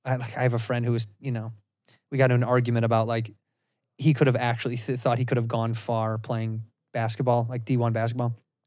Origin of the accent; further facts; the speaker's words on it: Chicago, Illinois, United States; No, I'm from Chicago.